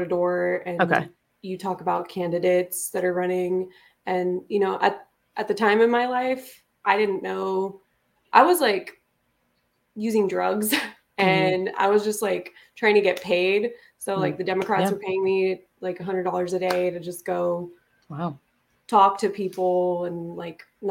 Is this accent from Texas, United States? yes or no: no; Las Vegas, Nevada, United States; I grew up in Vegas.